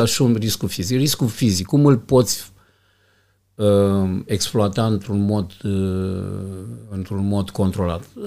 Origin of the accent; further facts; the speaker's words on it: Iași, Iași County, Romania; Am crescut într-un cartier, un cartier rău